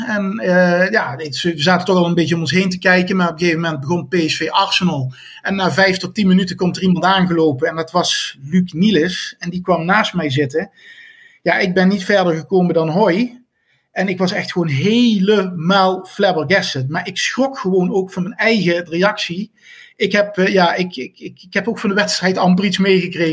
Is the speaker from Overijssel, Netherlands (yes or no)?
no; near Venlo, Limburg, Netherlands; Ik kom uit de buurt van Venlo